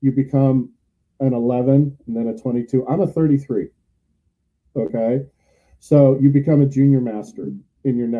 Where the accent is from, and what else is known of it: San Francisco Bay Area, California, United States; born or raised there; now in St. Petersburg, United States